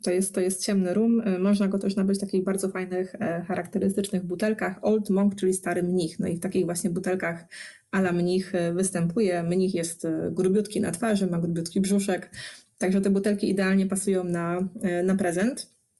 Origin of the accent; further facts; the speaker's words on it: Poznań, Greater Poland, Poland; jestem z Poznania